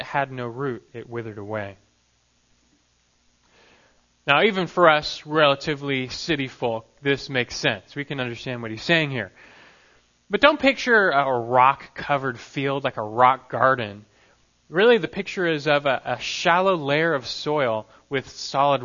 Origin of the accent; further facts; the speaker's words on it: Los Angeles, California, United States; growing up in Los Angeles, not very far from the famed Disneyland